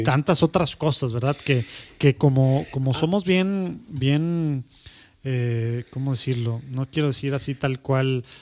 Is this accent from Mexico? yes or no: yes; Mexico; en México tenemos